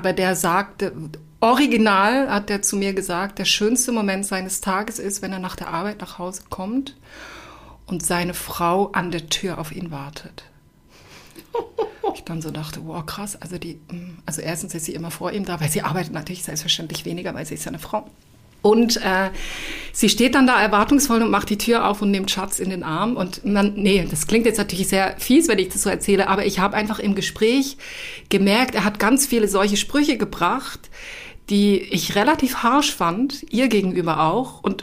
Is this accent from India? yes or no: no; Switzerland; Also ich komme ja aus der Schweiz und ich habe mit dem Job in der Schweiz angefangen.